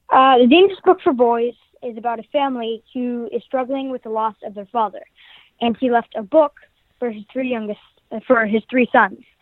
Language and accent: English; California, United States; I'm from California